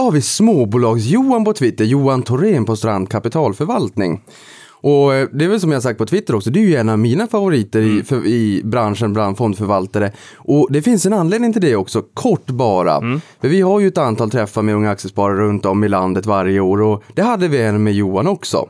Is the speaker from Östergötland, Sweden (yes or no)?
no; Boden, Norrbotten County, Sweden; now in Stockholm, Sweden; jag kommer från Boden, Norrbotten